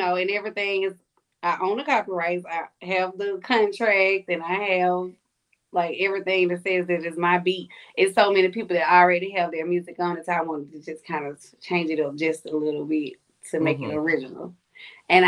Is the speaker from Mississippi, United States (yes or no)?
yes; Mississippi, United States; also born or lived in Louisiana; I'm from Mississippi, of course, Louisiana, Mississippi.